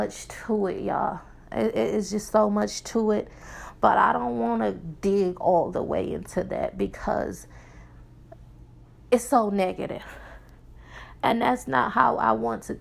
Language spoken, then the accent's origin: English; Milwaukee, Wisconsin, United States; moved away as an adult; now in Texas, United States; We are from Milwaukee, Wisconsin, if you don't know. That's where I'm from